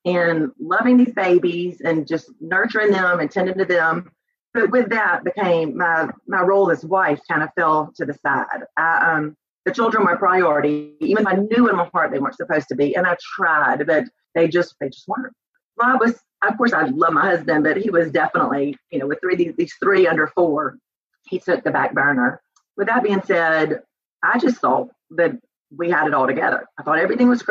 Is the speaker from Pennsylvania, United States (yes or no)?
no; Albany, Georgia, United States; moved away as an adult; also born or lived in Auburn; I was born and raised in Albany, Georgia, and lived there until I went to Auburn.